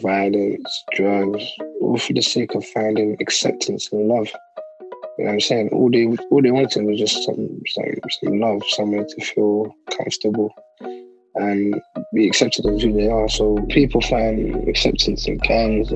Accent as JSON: {"language": "English", "country": "United Kingdom", "tie": "born or raised there", "said": "British Somali. You know, born and bred here, grew up here"}